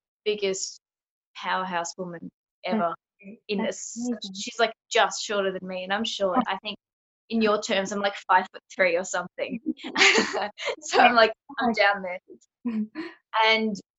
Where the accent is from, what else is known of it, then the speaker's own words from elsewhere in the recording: Melbourne, Victoria, Australia; I'm from Melbourne, Victoria in Australia.